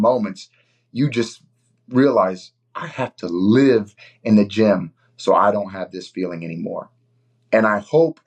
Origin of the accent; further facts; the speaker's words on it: Indiana, United States; my home state, to represent Indiana